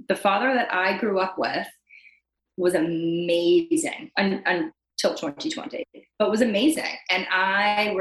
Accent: Long Island, New York, United States; moved away; I'm from Long Island, New York.

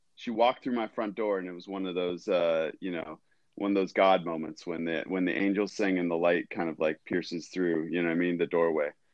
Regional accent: Ventura, California, United States; I grew up in Southern California. Grew up in Ventura

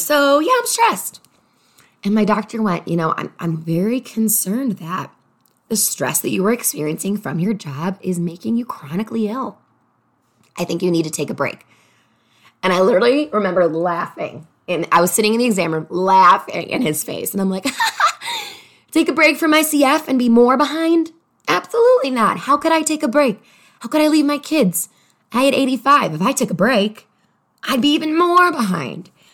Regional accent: Chicago, Illinois, United States; moved away as an adult; also born or lived in Los Angeles; I'm from Chicago originally, and I moved to Los Angeles

